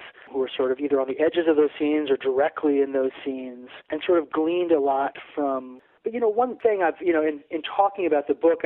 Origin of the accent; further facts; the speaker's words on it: Aruba; moved away; also born or lived in New Jersey, United States; I grew up in Aruba, actually, which is off the island off the coast of Venezuela